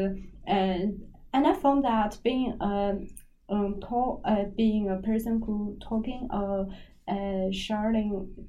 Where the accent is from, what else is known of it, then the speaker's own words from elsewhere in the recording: China; English is a second language; different from what I in my hometown, in China.